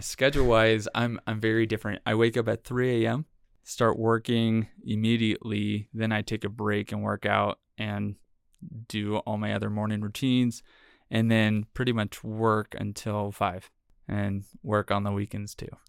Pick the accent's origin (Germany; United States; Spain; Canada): United States; San Francisco, California; moved away as an adult; now in Utah, United States; I'm originally from the Bay Area in San Francisco